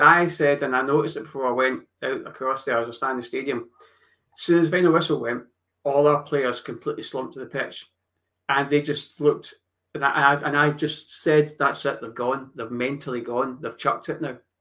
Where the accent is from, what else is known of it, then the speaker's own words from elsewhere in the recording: Scotland, United Kingdom; I do still follow Scotland because I'm Scottish